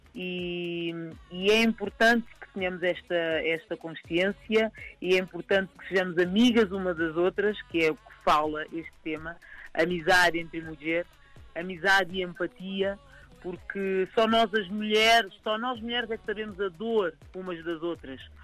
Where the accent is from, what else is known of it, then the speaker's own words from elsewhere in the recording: Lisbon, Portugal; eu nasci aqui, mas aqui em Lisboa